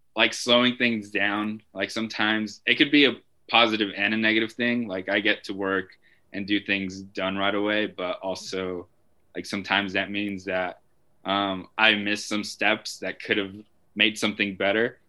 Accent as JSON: {"language": "English", "town": "Albuquerque", "region": "New Mexico", "country": "United States", "tie": "born or raised there", "also_born_or_lived": "Santa Ana, California", "said": "I grew up in Albuquerque"}